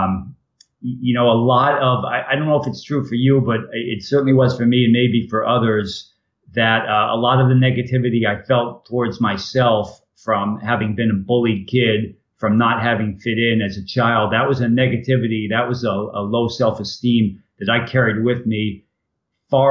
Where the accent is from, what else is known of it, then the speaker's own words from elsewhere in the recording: Ashburnham, Massachusetts, United States; I grew up in Ashburnham, Massachusetts, a wonderful, wonderful town.